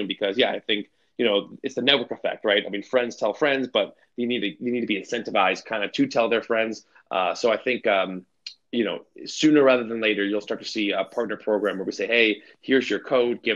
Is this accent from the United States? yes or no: yes; Chicago, Illinois, United States; I'm from Chicago.